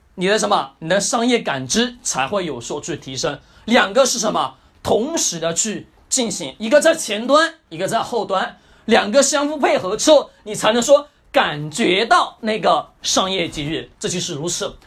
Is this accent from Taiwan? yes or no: no; China; also born or lived in Shenzhen; 按照我们中国人的习惯